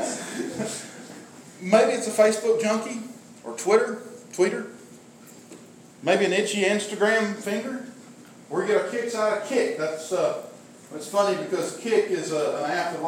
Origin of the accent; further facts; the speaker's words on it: McMinnville, Tennessee, United States; also born or lived in Elkins; I grew up in McMinnville